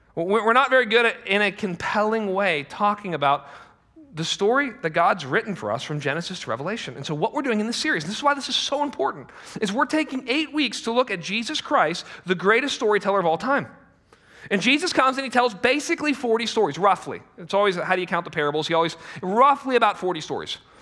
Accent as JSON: {"language": "English", "country": "United States", "said": "we're American"}